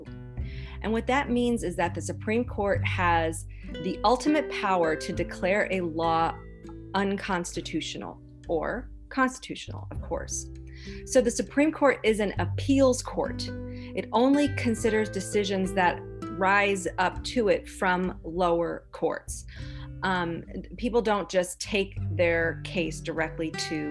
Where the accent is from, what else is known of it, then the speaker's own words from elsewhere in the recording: United States; as Americans